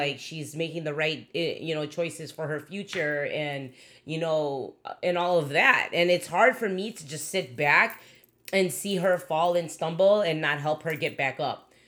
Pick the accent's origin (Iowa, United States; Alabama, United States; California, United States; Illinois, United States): Illinois, United States; Chicago; I'm pretty hood from Chicago, b-, grew up in Logan Square, Humboldt Park